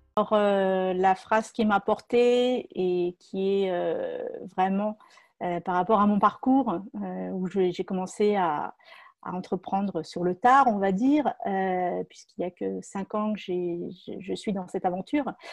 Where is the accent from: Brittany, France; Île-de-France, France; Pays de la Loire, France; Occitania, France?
Île-de-France, France; Moret-sur-Loing; je suis originaire de Moret-sur-Loing en Seine-et-Marne